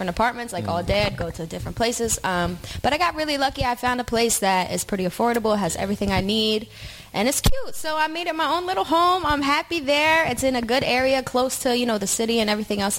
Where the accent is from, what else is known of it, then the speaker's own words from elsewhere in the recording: near Atlantic City, New Jersey, United States; moved away as an adult; now in North Jersey, United States; originally born and raised in South Jersey, right outside of Atlantic City